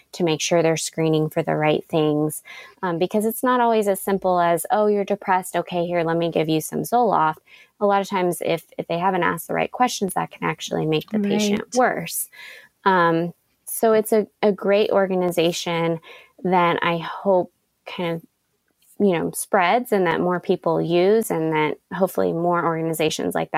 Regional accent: Austin, Texas, United States; I'm from Austin, Texas, and in Austin, we have an organization

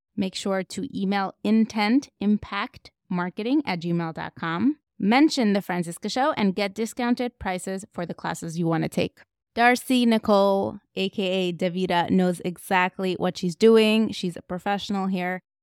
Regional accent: Moscow, Russia; moved away; What was it like growing up in Moscow? Like, that's all I knew.

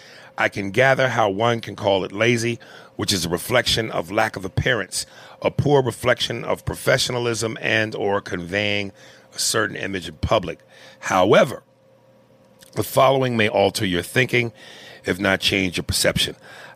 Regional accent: Canada; accent: Canadian; Mic drop in my Canadian accent. I have no Indian accent, but for joke purposes, I laugh because Aries has fun with the accent.

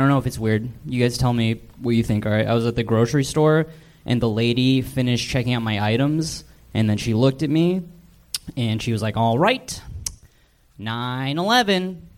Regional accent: Portland, Oregon, United States; now in Los Angeles, United States; I'm from Portland

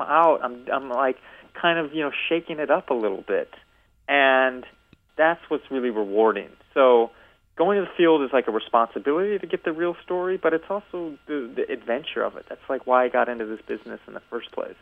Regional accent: Evanston, Illinois, United States; moved away as an adult; I grew up in Evanston, Illinois

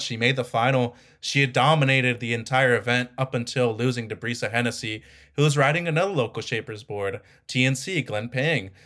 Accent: Mazatlán, Sinaloa, Mexico; my hometown of Mazatlan

